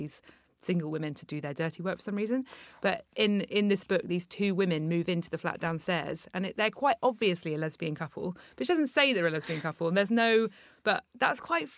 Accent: London, United Kingdom; I grew up very near Zadie Smith in northwest London.

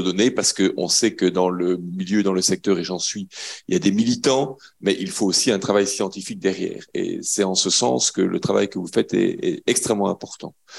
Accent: Belgium; je viens de Belgique

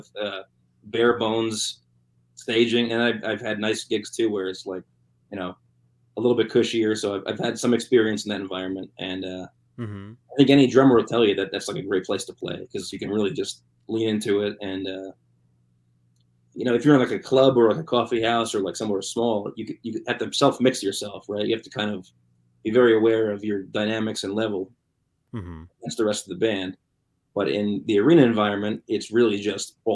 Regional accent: New Jersey, United States; I'm from New Jersey.

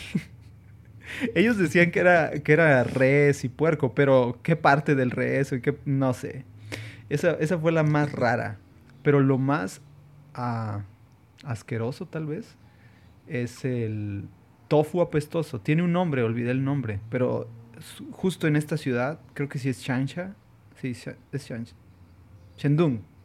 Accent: Mexico; also born or lived in Saltillo; estando en Hong Kong siendo mexicanos

